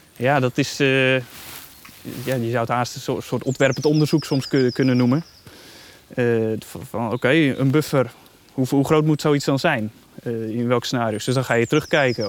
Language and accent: Dutch; Netherlands; wij als Nederlanders